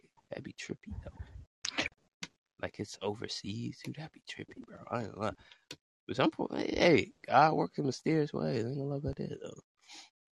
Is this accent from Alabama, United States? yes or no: yes; Alabama, United States; I am from Alabama